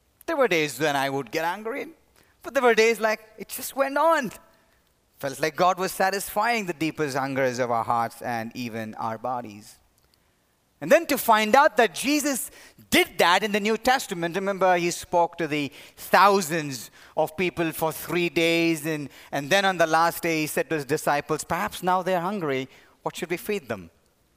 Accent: India; moved away as an adult; now in United States; the church in which I grew up in India

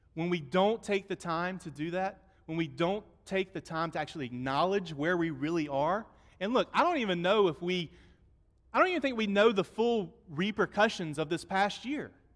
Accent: United States; I'm American

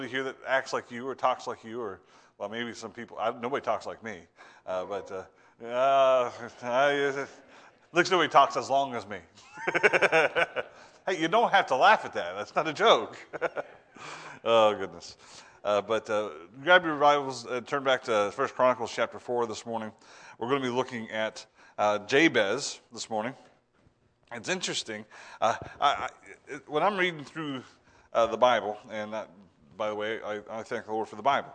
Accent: Ohio, United States; moved away; I'm from Ohio

